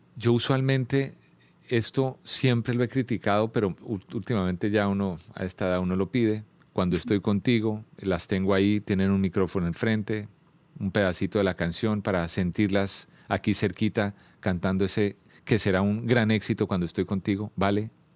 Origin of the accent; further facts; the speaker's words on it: Colombia; siendo como, como colombiano